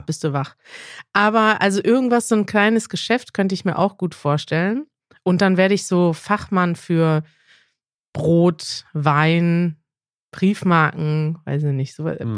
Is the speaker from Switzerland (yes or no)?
no; South Korea; German is a second language; ich komme aus Südkorea